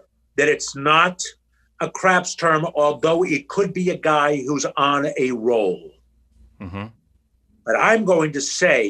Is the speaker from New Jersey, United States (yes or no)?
yes; Trenton, New Jersey, United States; There's a retirement home in Trenton, New Jersey, which is my hometown.